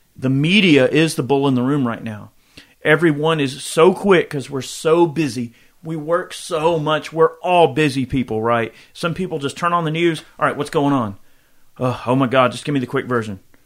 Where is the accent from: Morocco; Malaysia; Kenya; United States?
United States; I am an American